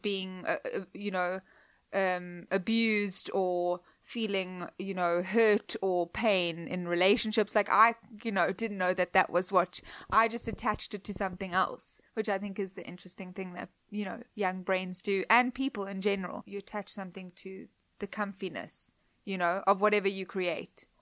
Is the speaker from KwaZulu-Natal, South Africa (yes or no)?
no; Cape Town, Western Cape, South Africa; moved away; Cape Town, where I grew up